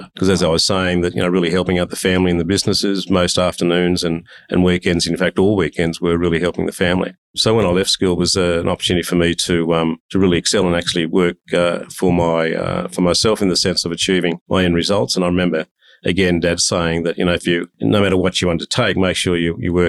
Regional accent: Sydney, New South Wales, Australia; I was brought up in Bankstown

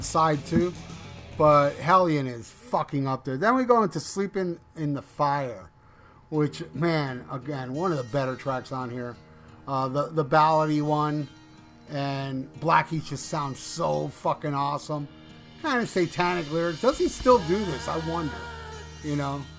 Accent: Hialeah, Florida, United States; also born or lived in Miami Beach, Florida; I was raised in Hialeah, Florida

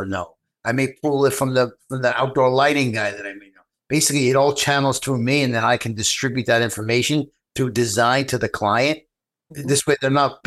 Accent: New York, United States; I'm from New York

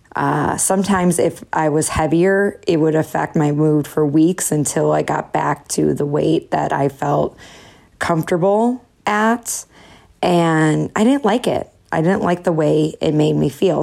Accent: Chicago, Illinois, United States; moved away; all my favorites from my hometown

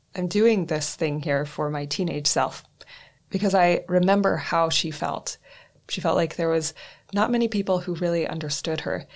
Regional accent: northwestern Canada, Canada; now in Reykjavik, Iceland; I am a Canadian born human of European descent who grew up in northwestern Canada.

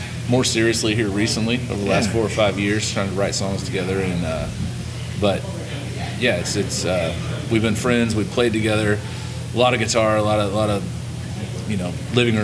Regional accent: McCordsville, Indiana, United States; We grew up in McCordsville, both of us

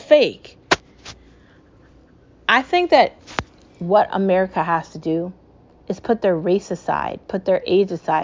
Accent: United States; As an American

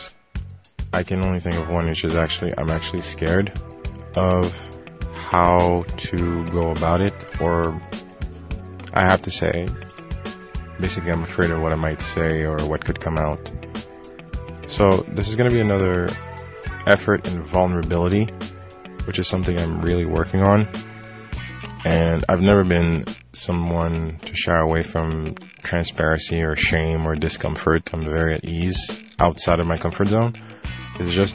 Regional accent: Haiti; now in Montreal, Canada; I'm from Haiti

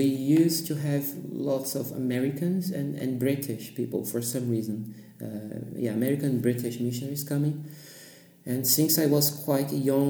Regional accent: Santos, São Paulo, Brazil; English is a second language; moved away as an adult; now in Frankfurt, Germany; I was born in Santos, São Paulo, Brazil.

